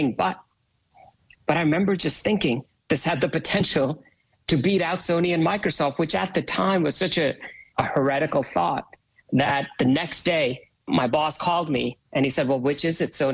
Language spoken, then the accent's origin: English; India; I was born and raised in India